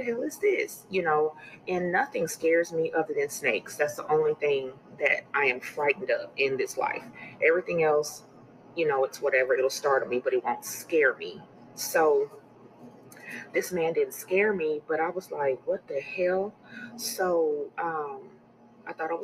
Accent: California, United States; I belong to a well-known church in my home state of California

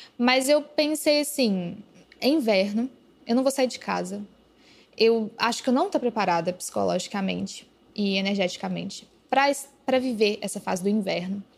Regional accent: Araxá, Minas Gerais, Brazil; moved away; era na minha cidade natal, que era achar, e eu fiquei um mês em Araxá

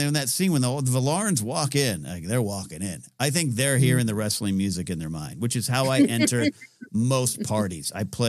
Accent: Pismo Beach, California, United States; moved away; my hometown neck of the woods, Pismo Beach, San Luis Obispo area

